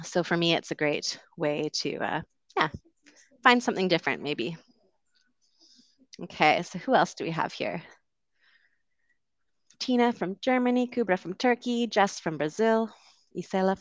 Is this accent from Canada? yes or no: yes; West Coast of Canada, Canada; moved away as an adult; also born or lived in London, United Kingdom; I'm originally from Canada. I grew up on the West Coast.